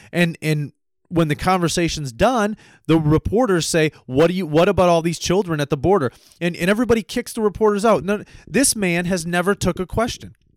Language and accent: English; United States; being an American